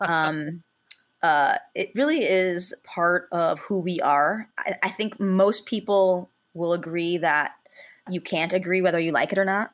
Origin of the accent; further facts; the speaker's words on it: Chicago, Illinois, United States; as a Chicagoan